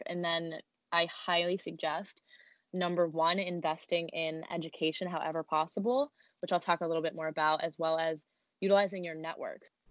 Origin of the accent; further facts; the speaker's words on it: New Jersey, United States; moved away as an adult; now in New York City, United States; we grew up in Jersey